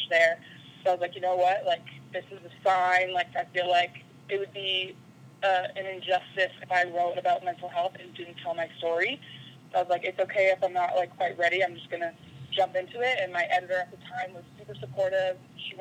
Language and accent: English; Winnipeg, Manitoba, Canada; moved away as an adult; also born or lived in Utah; I'm from Winnipeg, Manitoba, in Canada